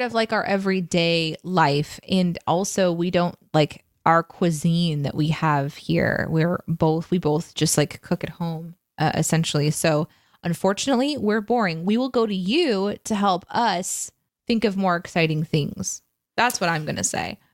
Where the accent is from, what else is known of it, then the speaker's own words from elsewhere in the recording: Midwest, United States; I am from the Midwest